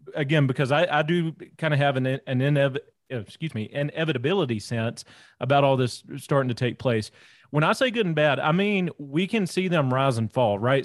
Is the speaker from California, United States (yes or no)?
no; North Louisiana, United States; moved away; also born or lived in Rocky Mountain region; I'm actually originally from Louisiana, born and raised down there in, in, North Louisiana, way out in the sticks